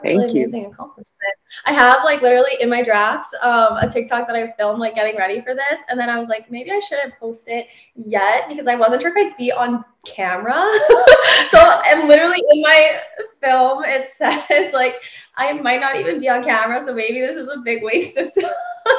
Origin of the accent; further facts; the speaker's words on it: Pennsylvania, United States; moved away as an adult; I'm from Pennsylvania.